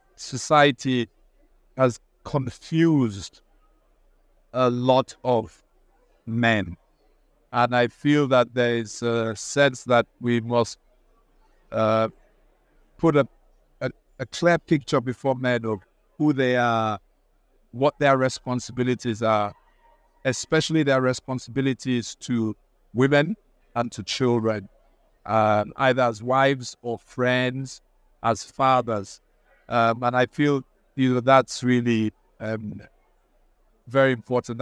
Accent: Nigeria; now in United Kingdom; I'm also Nigerian

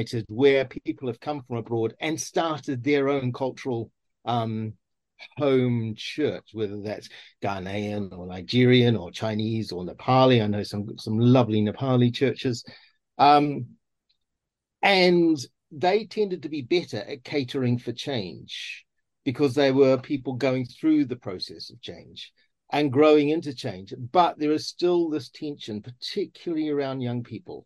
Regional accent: New Zealand; also born or lived in South Asia; now in United Kingdom; I can be a Kiwi. I can be a New Zealander and worship God as a New Zealander

